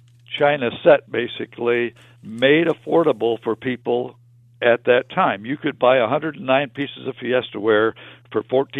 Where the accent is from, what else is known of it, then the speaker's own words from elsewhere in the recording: Michigan, United States; moved away as an adult; now in Chicago, United States; I was born and raised in Michigan, as Randy had said.